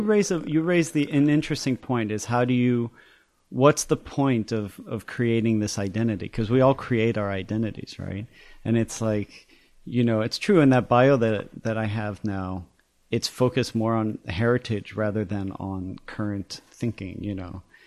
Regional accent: United States; also born or lived in Paris, France / Chicago / East Coast; I was born in Paris and grew up in France, my sister and I, and then we moved here when I was five. And then we did our schooling in the U S. uh, in Chicago and then the East Coast

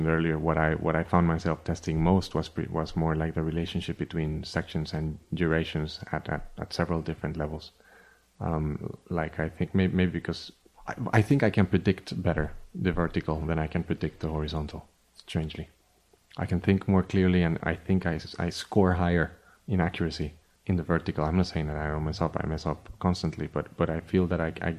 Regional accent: Costa Rica; moved away as an adult; also born or lived in Miami; I was born in Costa Rica, and I left in 1999 to study composition

